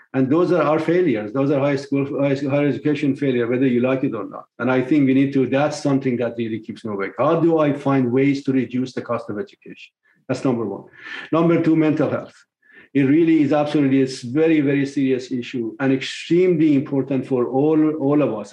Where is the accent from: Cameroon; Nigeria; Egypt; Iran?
Iran; Tehran, Tehran Province; moved away as an adult; also born or lived in England / Michigan, United States; now in United States; I was born in Tehran, Iran in 1954. Uh, my family were very modest, to, to put it very generously, and uh, struggled through life. But once I finished my high school, I left Iran in 1975